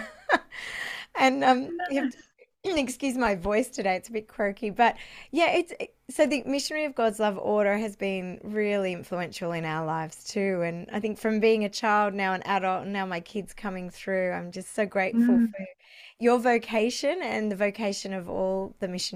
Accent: Canberra, Australian Capital Territory, Australia; Canberra, which is my hometown.

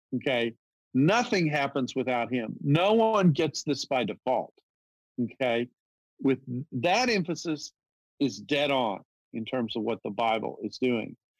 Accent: the South, United States; I'm from the South

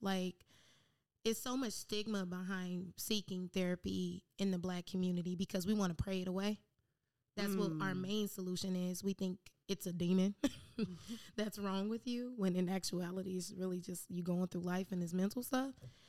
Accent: Detroit, Michigan, United States; now in San Diego, United States; So, pretty much, I'm from Detroit and currently in San Diego.

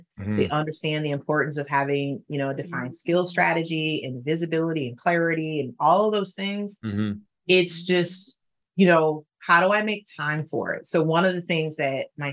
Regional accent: Detroit, Michigan, United States; I'm from Detroit. I graduated from Detroit Public Schools

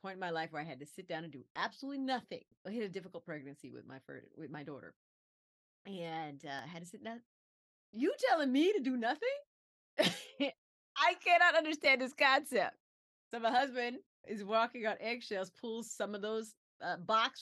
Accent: Aiken, South Carolina, United States; we're a poor family, growing up in South Carolina

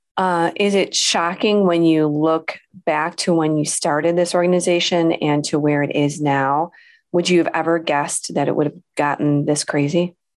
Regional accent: Illinois, United States; here in Illinois. That is my home state

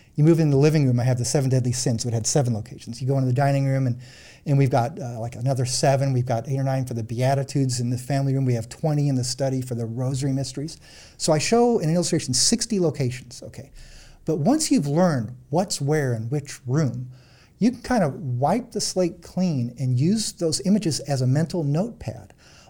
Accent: Illinois, United States; I grew up in Central Illinois.

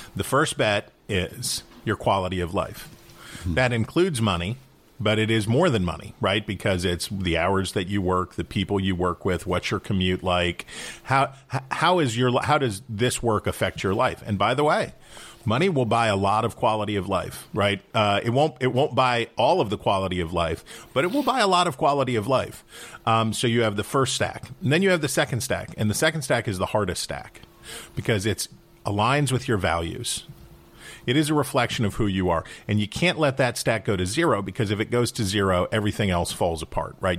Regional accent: Wheeling, West Virginia, United States; also born or lived in Saint Louis, Missouri; I grew up in Wheeling, West Virginia, uh, which is in the northern panhandle of West Virginia.

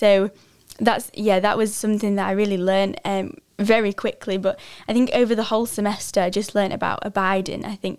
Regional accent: England, United Kingdom; so I came from England, which is 6 hours behind.

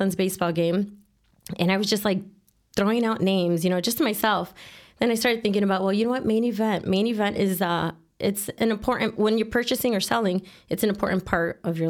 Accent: Chicago, Illinois, United States; Born and raised in Chicago, Logan Square neighborhood.

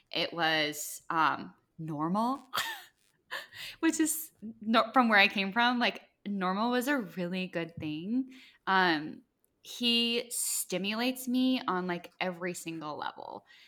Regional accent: Midwest, United States; moved away; also born or lived in Iowa; I grew up in the Midwest

